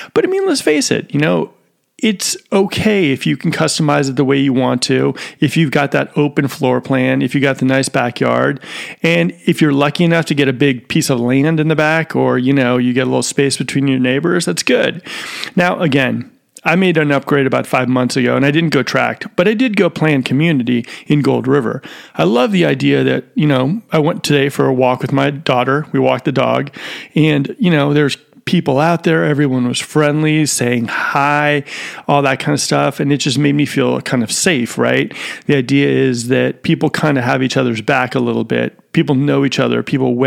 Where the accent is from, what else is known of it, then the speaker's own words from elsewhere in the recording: Marin County, Bay Area, California, United States; now in Sacramento, United States; I grew up in the Bay Area. I grew up in Marin County